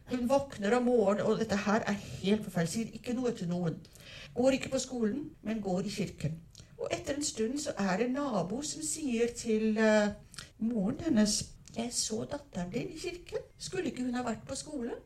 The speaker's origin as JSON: {"language": "Norwegian", "country": "South Africa", "tie": "born or raised there", "moved": "yes", "lives_now": "Norway", "said": "Jeg er oppvokst i Sør-Afrika"}